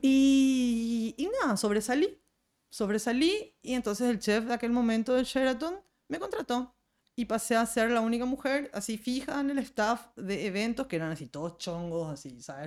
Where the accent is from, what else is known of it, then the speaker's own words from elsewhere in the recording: Paraguay; como cocinera y como paraguaya